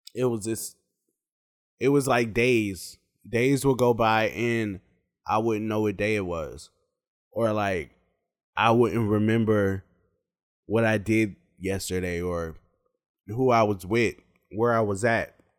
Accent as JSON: {"language": "English", "town": "Charlotte", "region": "North Carolina", "country": "United States", "tie": "born or raised there", "also_born_or_lived": "Pittsburgh, Pennsylvania", "said": "I'm from Pittsburgh, Pennsylvania, but I grew up in Charlotte, North Carolina."}